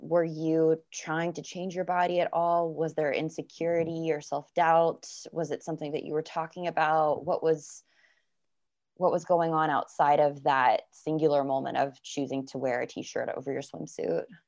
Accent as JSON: {"language": "English", "region": "Florida", "country": "United States", "said": "I'm from Florida"}